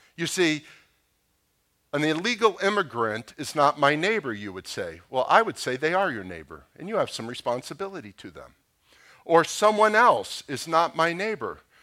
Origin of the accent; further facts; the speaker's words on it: Boca Raton, Florida, United States; I grew up in Boca Raton.